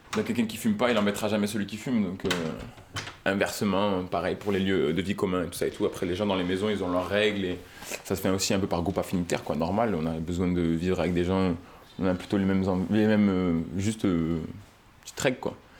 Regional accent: Marseille, Provence-Alpes-Côte d'Azur, France; now in Pertuis, France; Moi, je viens de Marseille. Mais là, je suis à je vis ici maintenant.

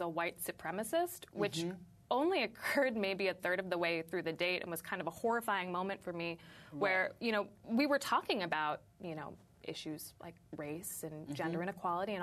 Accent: San Francisco, California, United States; now in Brooklyn, United States; I live in Brooklyn. I'm from San Francisco

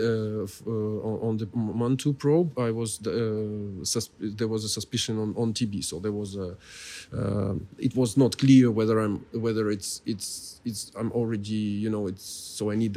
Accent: Kyiv, Ukraine; I'm Kievite, so I'm from Kiev originally

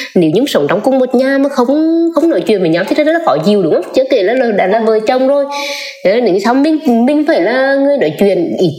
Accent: Nghệ An, Vietnam; mình đến từ Nghệ

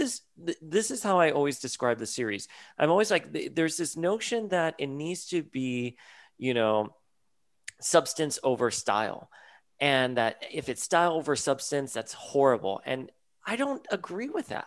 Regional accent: Miami, Florida, United States; I was a boy from South Florida, from Miami.

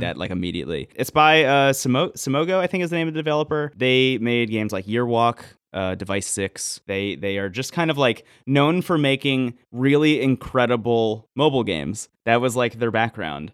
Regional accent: New Jersey, United States; I say New Jersey

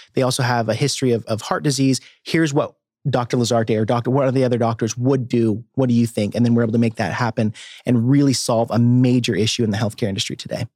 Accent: Cave Springs, Arkansas, United States; also born or lived in Boise, Idaho; now in Bentonville, United States; I grew up down in Cave Springs, Arkansas

